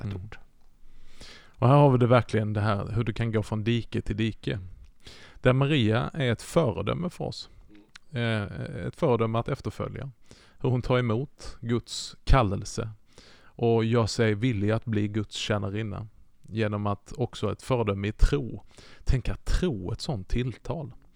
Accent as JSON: {"language": "Swedish", "region": "Skåne", "country": "Sweden", "tie": "born or raised there", "said": "Jag är ju uppväxt i Skåne"}